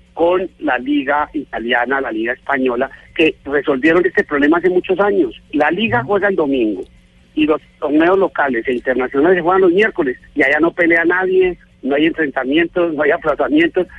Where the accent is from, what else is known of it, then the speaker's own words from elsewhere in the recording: Colombia; Yo como, colombiano